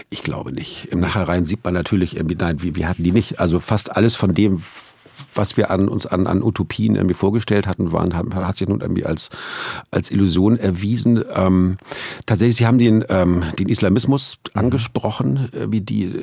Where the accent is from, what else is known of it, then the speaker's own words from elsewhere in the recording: Northern Germany, Germany; Und das war auch irgendwie, also, also da, wo ich herkomme, Norddeutschland, da ging ohnehin nie jemand in die Kirche. Es gab in jedem Dorf eine, aber der Pastor war da immer alleine. Also ich komme eh